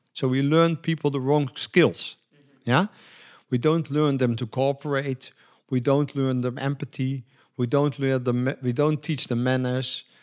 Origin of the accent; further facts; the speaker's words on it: Netherlands; we are from Europe, especially in Holland